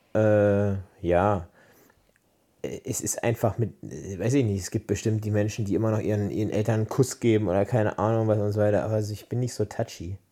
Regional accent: Berlin, Germany; now in Brandenburg, Germany; Jetzt Brandenburger, aber ursprünglich Berliner

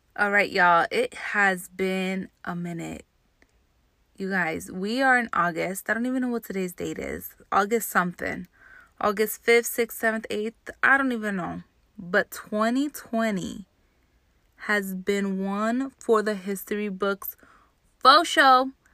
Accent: Jersey City, New Jersey, United States; I grew up in Jersey City, New Jersey

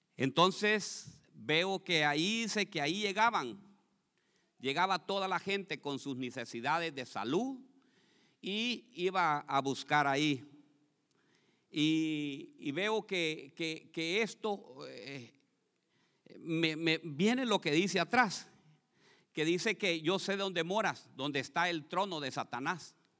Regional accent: Honduras; now in Columbus, United States

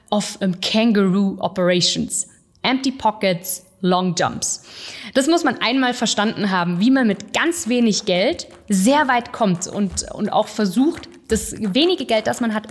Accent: Singen, Baden-Württemberg, Germany; Also ich komme nicht aus dem Spätzle Valley, ich komme äh, vom Bodensee, von, von Singen und ich bin mittlerweile 28 Jahre alt

